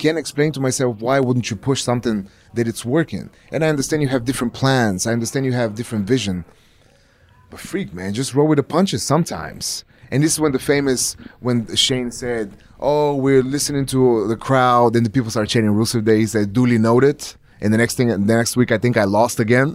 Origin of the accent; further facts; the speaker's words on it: Plovdiv, Plovdiv Province, Bulgaria; moved away; my hometown, Plovdiv